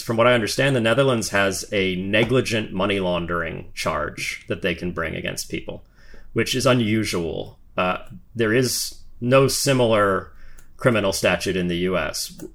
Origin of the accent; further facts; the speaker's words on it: United States; one of the remaining good things about being an American